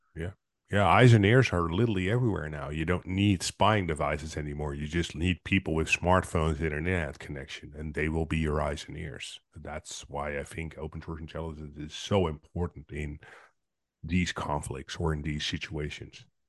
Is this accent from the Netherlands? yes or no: yes; Netherlands; I'm from Netherlands